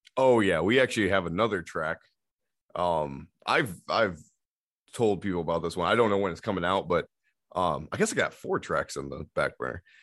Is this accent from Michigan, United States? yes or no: yes; Remus, Michigan, United States; also born or lived in Muskegon, Michigan; now in Zeeland, United States; I grew up in Remus